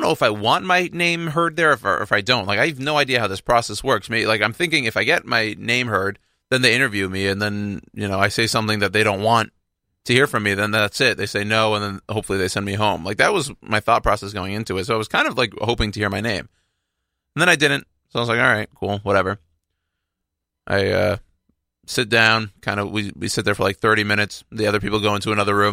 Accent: Texas, United States; now in New York, United States; I'm from Texas.

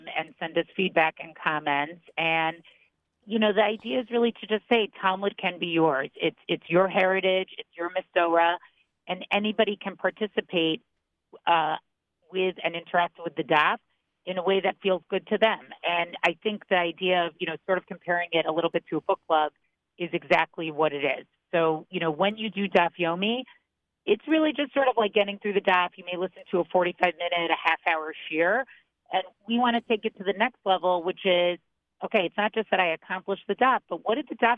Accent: Boston, Massachusetts, United States; I grew up in Boston, was educated at Maimonides

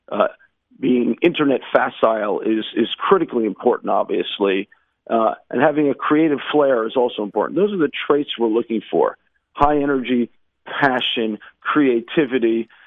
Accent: United States; now in Israel; when I moved to Israel, and one of the things you underappreciate growing up in the States

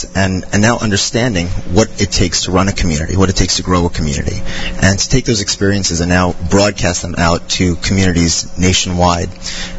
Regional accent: Monsey, New York, United States; moved away as an adult; also born or lived in Des Moines, Iowa / Charleston, South Carolina; growing up in Muncie, it was a huge change for us

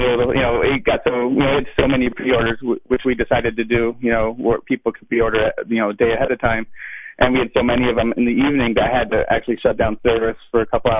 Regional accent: Arkansas, United States; I'm from Arkansas, from the south

